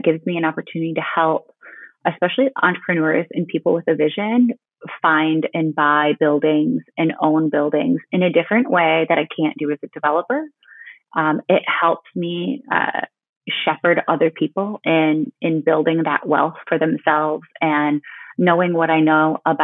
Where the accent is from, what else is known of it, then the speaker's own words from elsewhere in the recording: Bay City, Michigan, United States; now in Midland, United States; my hometown of Bay City, Michigan